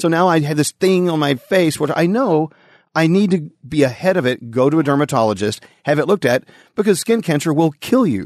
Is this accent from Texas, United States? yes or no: yes; Texas, United States; growing up in the Bible Belt in Texas